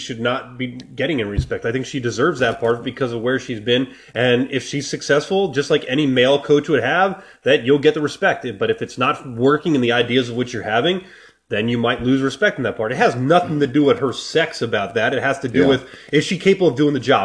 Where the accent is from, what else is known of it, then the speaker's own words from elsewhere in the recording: New Jersey, United States; moved away; I'm from New Jersey, and I grew up, and Knicks basketball is huge out there.